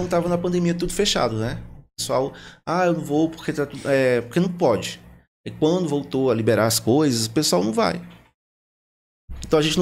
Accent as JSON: {"language": "Portuguese", "region": "Northeast Region", "country": "Brazil", "said": "eu sou nordestino, né? Então lá o forró pra gente é o que rola. E assim que eu cheguei aqui, eu fui convidado pra ir no forró. Eu pensava que era igual lá da minha terra, né?"}